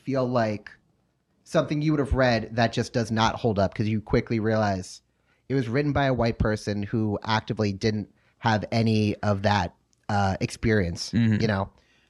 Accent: Brooklyn, New York, United States; We're both from Brooklyn.

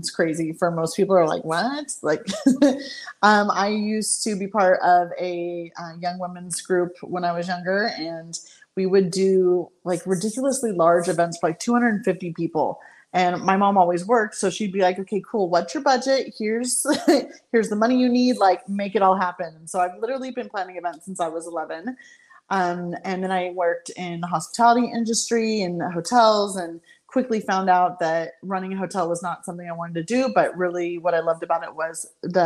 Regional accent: southern California, United States; moved away as an adult; also born or lived in China / Bali; I then found myself living back in my hometown, which was interesting since I hadn't lived here in quite some time

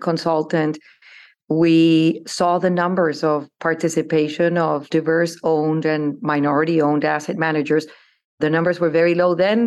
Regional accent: Bogotá, Colombia; moved away as an adult; I grew up in Colombia. I was born in, in Bogota, Colombia.

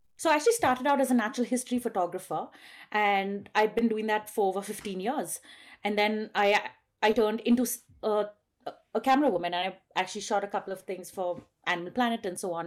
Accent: Western Ghats, South India, India; also born or lived in Bangalore, India; I live at seven thousand feet in the western ghats of South India

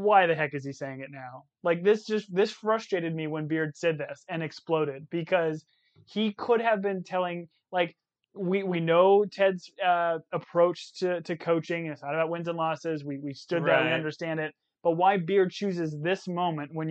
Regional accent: Arizona, United States; we're from Arizona.

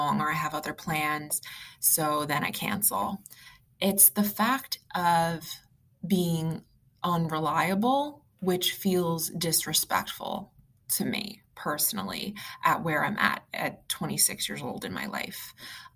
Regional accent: East Coast, United States; also born or lived in Long Island, New York; I'm from the East Coast and I live in New York

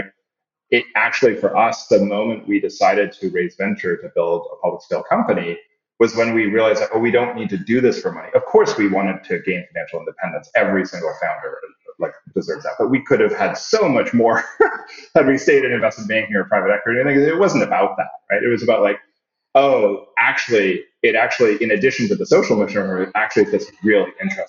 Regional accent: Canada; also born or lived in Singapore / Saudi Arabia; And I'm Canadian, but I grew up in Singapore and Saudi Arabia.

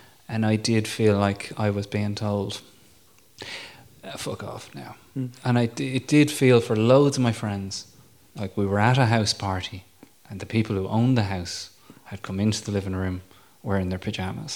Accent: Ireland; now in England, United Kingdom; as an Irishman abroad

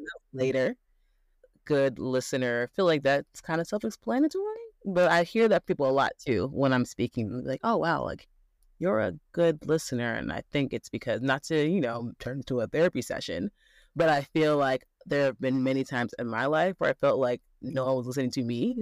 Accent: Midwest, United States; also born or lived in Chicago, Illinois; I am from the Midwest, went to state school in Midwest

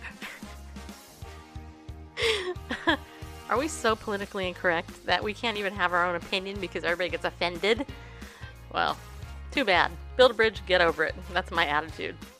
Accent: United States; especially as an American

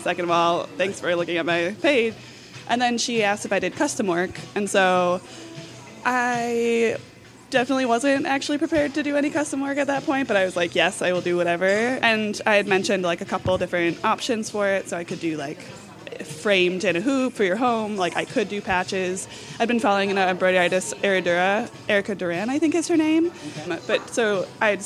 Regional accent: Hartford, Wisconsin, United States; moved away as an adult; now in Madison, United States; I'm from Hartford, Wisconsin.

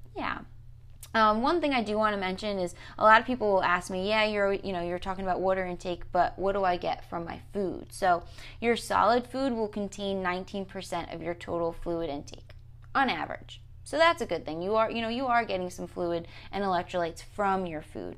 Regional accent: New Jersey, United States; I say water funny 'cause I'm from New Jersey.

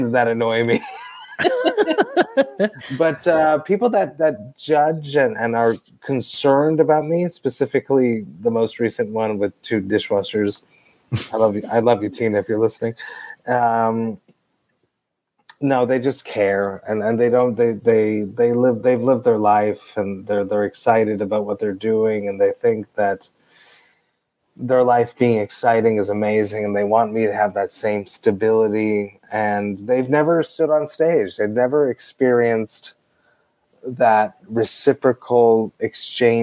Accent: Deux-Montagnes, Quebec, Canada; I grew up in Two Mountains, which was a suburb outside of Two Mountains

